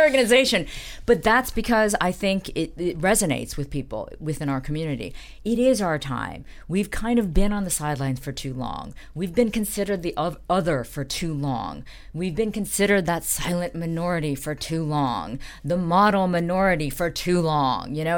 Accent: Dayton, Ohio, United States; I grew up in Dayton, Ohio

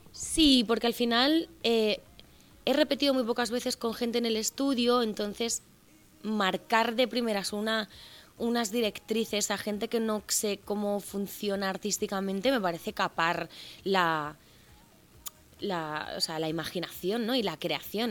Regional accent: Cuba; now in Spain; yo soy nacida en Cuba de padres cubanos

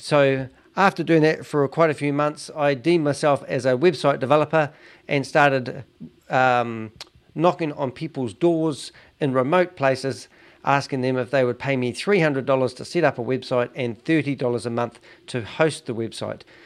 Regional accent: New Zealand; as a Kiwi

